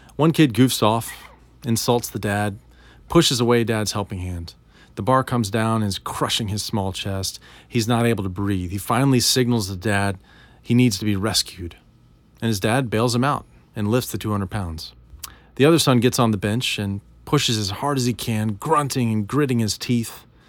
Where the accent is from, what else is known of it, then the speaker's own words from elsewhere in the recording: United States; we're American